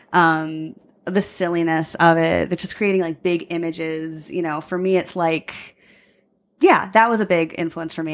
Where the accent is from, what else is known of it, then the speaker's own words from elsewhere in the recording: Long Island, New York, United States; now in Chicago, United States; I'm from Long Island